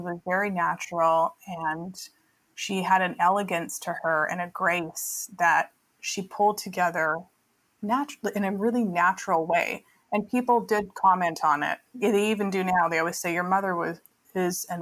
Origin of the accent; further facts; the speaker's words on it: Vancouver, British Columbia, Canada; now in Los Angeles, United States; I grew up in Vancouver, but I grew up outside the city. It's only 30 minutes